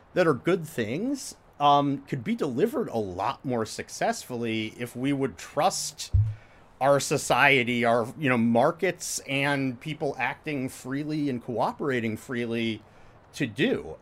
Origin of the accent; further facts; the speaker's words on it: Indiana, United States; moved away as an adult; also born or lived in Michigan / Stanford, California; I went to college at the University of Michigan after I grew up in Indiana